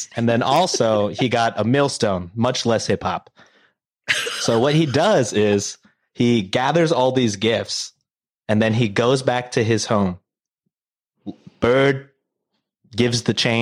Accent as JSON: {"language": "English", "country": "United States", "tie": "born or raised there", "said": "I was born in America and I couldn't speak English"}